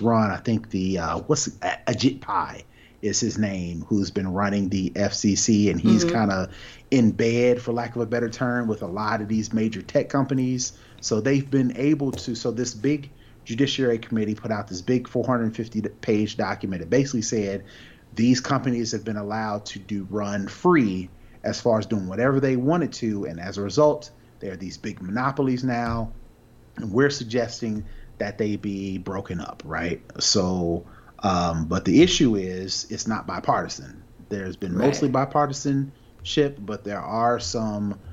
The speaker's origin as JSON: {"language": "English", "country": "United States", "said": "we as a American, as Americans"}